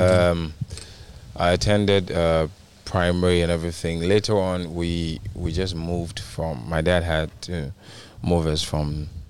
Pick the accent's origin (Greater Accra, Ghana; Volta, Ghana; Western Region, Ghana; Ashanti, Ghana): Greater Accra, Ghana; Accra; also born or lived in Eastern Region, Ghana; No, I was actually born in Accra.